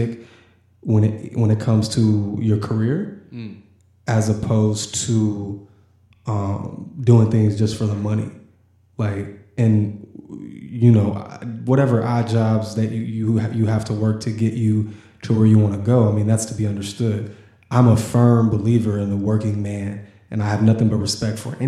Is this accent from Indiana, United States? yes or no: yes; Indianapolis, Indiana, United States; also born or lived in Los Angeles, California; I was a Washington Township kid, so I grew up on the east side of Indianapolis